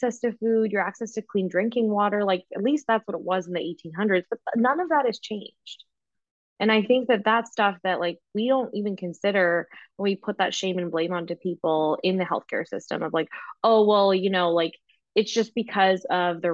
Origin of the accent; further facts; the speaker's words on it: the Prairies, Canada; I grew up here in Canada, and I was born and raised in the prairies.